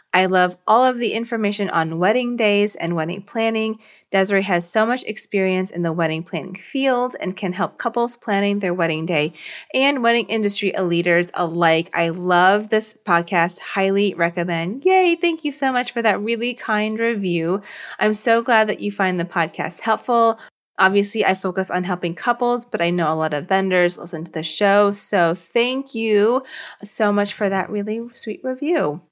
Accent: southern Virginia, United States; I grew up in Virginia in like the southern part of Virginia

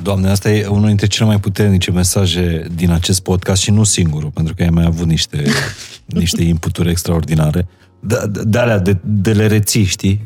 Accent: Maramureș County, Romania; moved away; also born or lived in Apuseni Mountains; Eu m-am născut în Maramureș

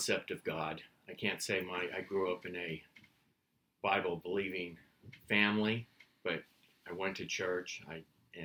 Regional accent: Northern California, United States; moved away as an adult; now in Rock Hill, United States; We're from California. Northern for a while and then Southern the last 15 years

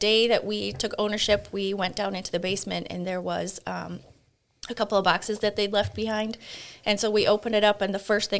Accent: Leeds, Yorkshire and the Humber, United Kingdom; now in United States; I grew up in England.

